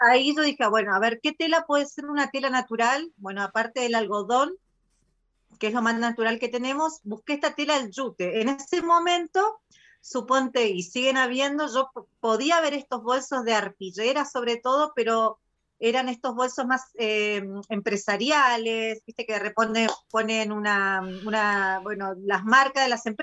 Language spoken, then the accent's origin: Spanish; Argentina; now in Machalí, Chile; soy argentina, eh, pero vivo hace nueve años en Chile, en la ciudad de Machalí. Así que tengo mi corazón dividido en este momento.